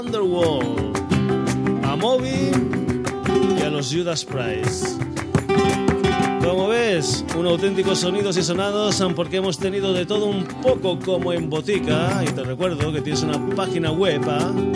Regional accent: Badajoz, Extremadura, Spain; nos vamos para mi tierra, nos vamos para Badajoz

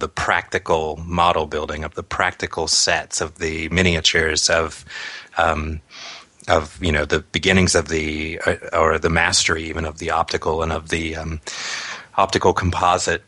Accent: near Newport Beach, Southern California, United States; sort of near Newport Beach, where we grew up in Southern California

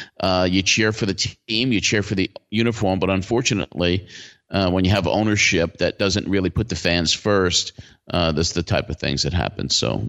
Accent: Long Island, New York, United States; also born or lived in Brooklyn, New York; Moved out to Long Island in 1964

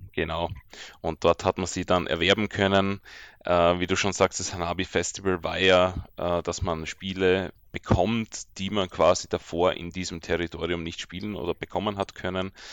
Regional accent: Austria; ich bin ja als Österreicher

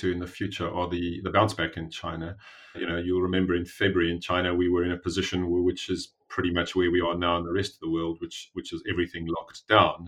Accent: South Africa; also born or lived in Cambridge / Johannesburg; I am a South African. I grew up in South Africa

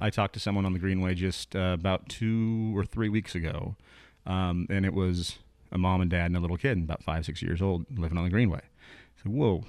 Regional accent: Willamette Valley, Oregon, United States; moved away as an adult; I grew up in the Willamette Valley, came down here for school

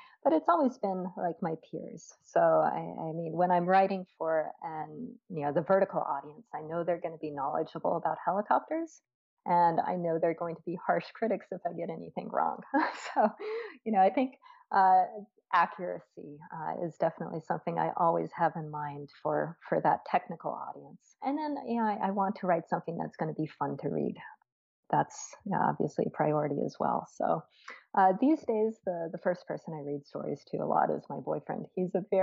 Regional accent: New Mexico, United States; also born or lived in Canada; I'm from New Mexico myself

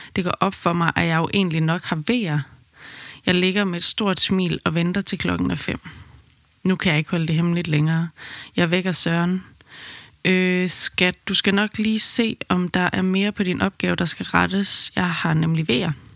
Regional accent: Aarhus, Central Denmark Region, Denmark; moved away as an adult; now in Amsterdam, Netherlands; Vi kommer fra Aarhus, men besluttede midt i min graviditet, at vi ville flytte til Amsterdam under min barsel

